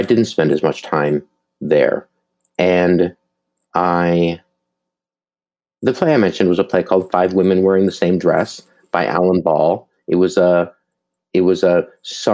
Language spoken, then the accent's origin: English; Duluth, Minnesota, United States; moved away; I grew up in Duluth, Minnesota